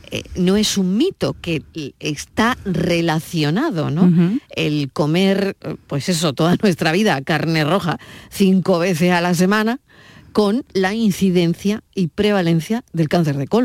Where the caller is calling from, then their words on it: Seville, Andalusia, Spain; de Sevilla.